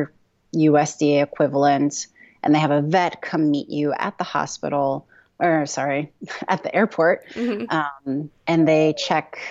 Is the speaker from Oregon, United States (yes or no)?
yes; Oregon, United States; we're from Oregon